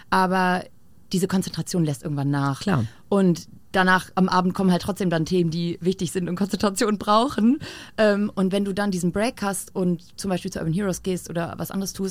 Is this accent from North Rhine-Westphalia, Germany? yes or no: no; Hamburg, Germany; also born or lived in Berlin; Anfang 2017, ich war neu, also wieder zurück in Hamburg. Ich bin ja gebürtige